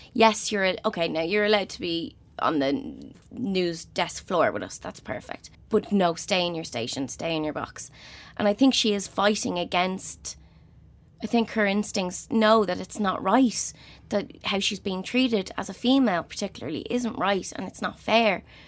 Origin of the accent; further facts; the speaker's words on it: Dublin, Leinster, Ireland; I'm from Crumlin, t-, tiny little house in Crumlin.